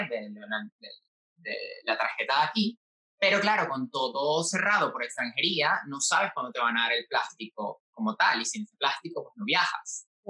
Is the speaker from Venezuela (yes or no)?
yes; Venezuela; moved away as an adult; now in Spain; yo me fui de Venezuela